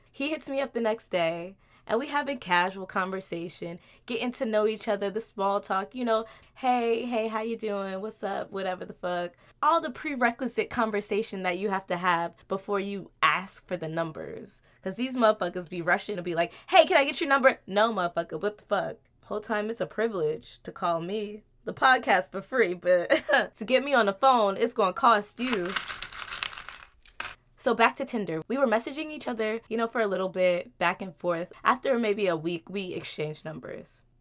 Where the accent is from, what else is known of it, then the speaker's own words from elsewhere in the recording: New Jersey, United States; also born or lived in New York; You know, living and growing up in Jersey and in New York, you see some real shit.